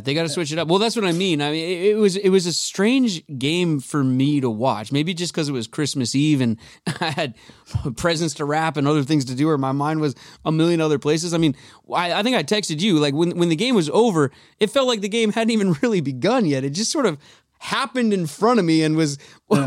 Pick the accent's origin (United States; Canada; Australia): United States; Edmonds, Washington; moved away as an adult; now in Los Angeles, United States; I'm uh, born and raised in Seattle, Edmonds, Edmonds to be exact